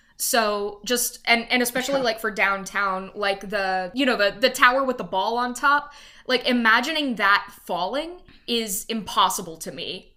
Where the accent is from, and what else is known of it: Louisiana, United States; born or raised there; now in Dallas, United States